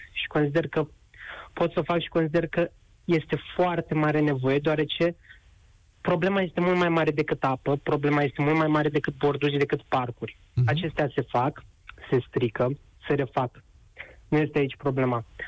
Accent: Buzău County, Romania; moved away as an adult; now in Bucharest, Romania; sunt din Buzău, sunt student în București, locuiesc

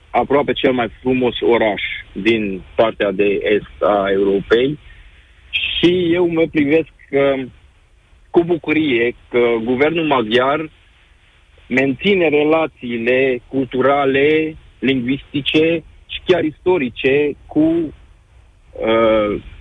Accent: Romania; Romanian is a second language; also born or lived in Bucharest; Patria mea este România. Aici m-am născut, aici cresc copiii, și spre moșii mei aici am născut și au crescut copii. Asta este patria mea, mă simt român, dar sunt de etnie maghiară

